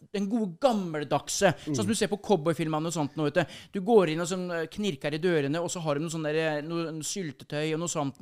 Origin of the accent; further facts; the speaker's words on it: Norway; vi bodde hjemme på Solbrå, der jeg kommer fra, eh, når mm. jeg var liten